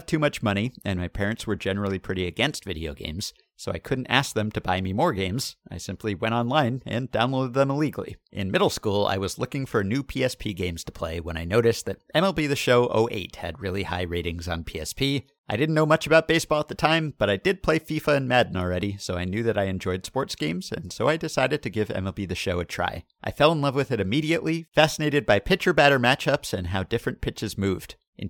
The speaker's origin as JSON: {"language": "English", "town": "Montreal", "region": "Quebec", "country": "Canada", "tie": "born or raised there", "also_born_or_lived": "China", "said": "I reside in southern Ontario, and I emigrated to Canada from China with my parents just about 20 years ago this November. As you can imagine, with my parents both being Chinese"}